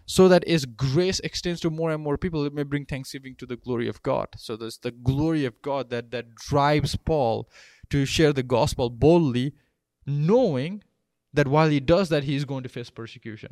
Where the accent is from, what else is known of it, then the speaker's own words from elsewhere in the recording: Nepal; moved away as an adult; now in United States; I grew up in Nepal and then I came here thirteen years ago